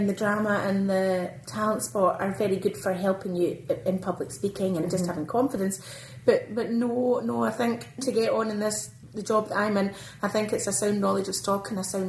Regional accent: Airdrie, Scotland, United Kingdom; I'm a dairy farmer's daughter from Lanarkshire, so the Lanarkshire girl came home at the end of her days. I was born and raised on Crumlet Farm at Airdrie

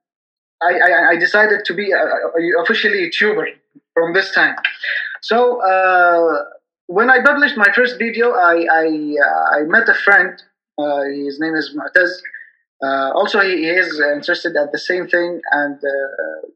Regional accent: Yemen; I'm from Yemen.

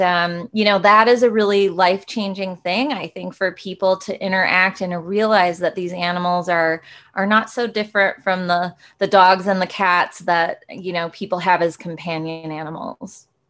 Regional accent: Rochester, Minnesota, United States; I got to grow up in the, the, very cold Minnesota

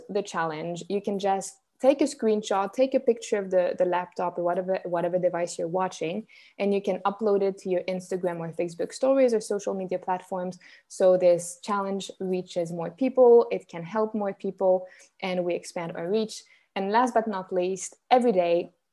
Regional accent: Switzerland; I'm Swiss, born and raised in Switzerland

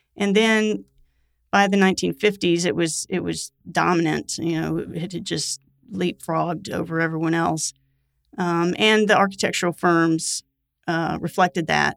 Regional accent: Florida, United States; now in Mississippi, United States; I grew up in Florida and I love Florida

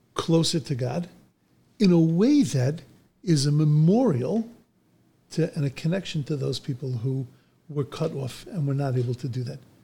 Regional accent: Bellmore, New York, United States; I grew up in Long Island

